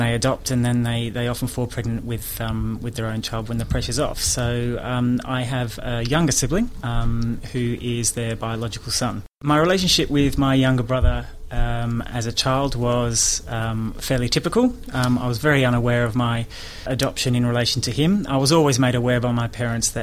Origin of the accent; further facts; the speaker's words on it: Melbourne, Victoria, Australia; moved away as an adult; also born or lived in Sydney / United Kingdom; I was born in Melbourne at the Royal Women's Hospital